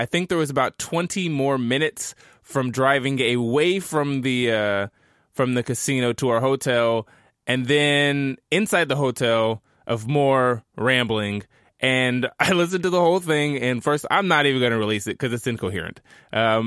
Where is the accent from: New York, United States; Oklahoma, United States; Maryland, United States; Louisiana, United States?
Oklahoma, United States; Tulsa; my hometown of Tulsa, Oklahoma